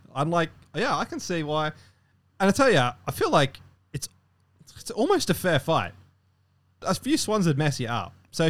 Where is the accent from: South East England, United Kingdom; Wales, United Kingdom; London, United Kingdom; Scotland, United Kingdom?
Wales, United Kingdom; However, I'm not from Florida, which is good. I'm from Wales